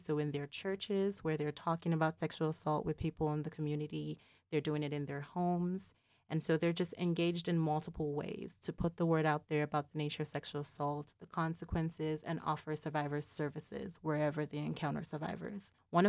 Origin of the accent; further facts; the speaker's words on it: Nigeria; So related to my identity as Nigerian American, I maintain a connection to home by working with organizations that provide services to survivors in that context.